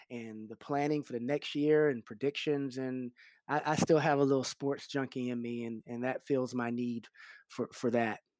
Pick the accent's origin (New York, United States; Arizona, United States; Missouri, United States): New York, United States; But you know, I, I came from New York. I was a Knicks fans